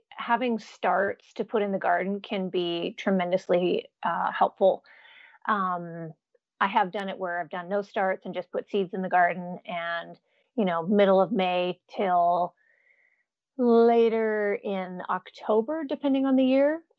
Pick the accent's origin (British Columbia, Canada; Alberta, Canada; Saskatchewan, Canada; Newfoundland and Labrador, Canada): Alberta, Canada; Jasper; accent: Canadian; now in United States; I'm actually a Canadian, so sometimes that surprises people. I've been in the states for a little over 20 years, so my Canadian accent is usually gone unless I go home for a couple weeks, then it comes back.